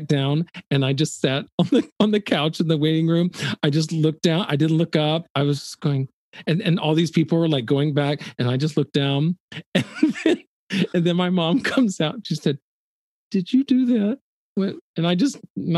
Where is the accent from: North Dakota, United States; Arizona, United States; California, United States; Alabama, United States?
Alabama, United States; Birmingham; moved away; I was born in Birmingham, Alabama